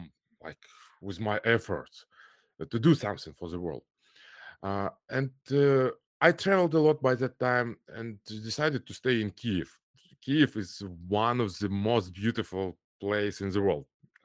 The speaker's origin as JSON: {"language": "English", "region": "Almaty", "country": "Kazakhstan", "tie": "born or raised there", "also_born_or_lived": "Moscow", "second_language": "English", "said": "my parents moved to Kazakhstan because my father is from Kazakhstan. So okay. I grew up in Almaty, Kazakhstan. It's the largest city. So my school, my first university, my first work were in Kazakhstan."}